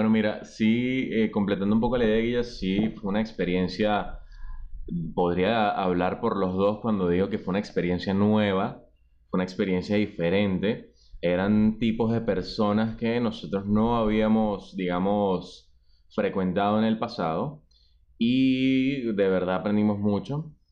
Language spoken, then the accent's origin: Spanish; Venezuela; now in Chile